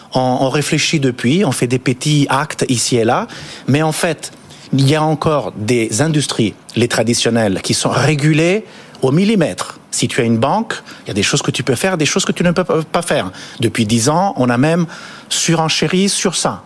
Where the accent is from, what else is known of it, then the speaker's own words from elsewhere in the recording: Italy; now in France; moi je suis italien